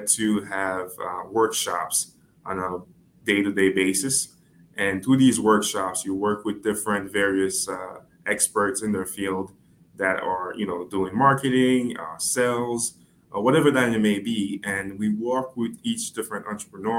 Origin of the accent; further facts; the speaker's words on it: Haiti; now in Connecticut, United States; I am originally from Haiti. I came to the States about 11 years ago